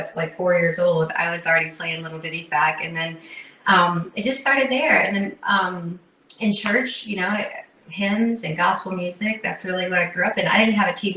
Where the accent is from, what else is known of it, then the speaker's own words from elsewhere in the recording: Burke County, North Carolina, United States; right here in Burke County, North Carolina. Yes, out in the country